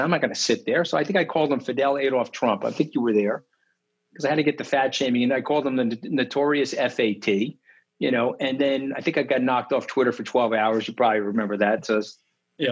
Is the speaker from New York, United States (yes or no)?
yes; Port Washington, New York, United States; I grew up in Port Washington